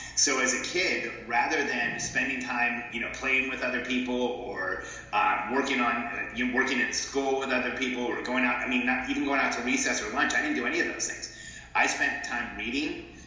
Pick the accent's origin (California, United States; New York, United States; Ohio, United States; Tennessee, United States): California, United States; Southern; moved away as an adult; also born or lived in Mexico City, Mexico / Florida; now in Austin, United States; I was born in Mexico. My family moved to the states when I was about five. I grew up in Southern California